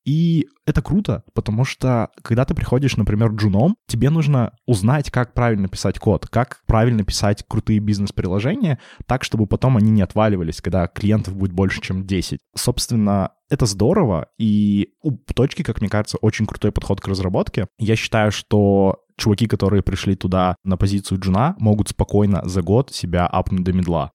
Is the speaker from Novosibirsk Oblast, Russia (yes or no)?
no; Yekaterinburg, Sverdlovsk Oblast, Russia; moved away as an adult; now in Saint Petersburg, Russia; я изначально родился в Екатеринбурге, то есть пошел здесь в университет